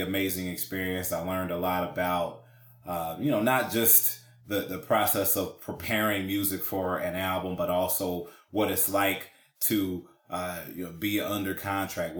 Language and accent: English; Cincinnati, Ohio, United States; born and raised in Cincinnati, Ohio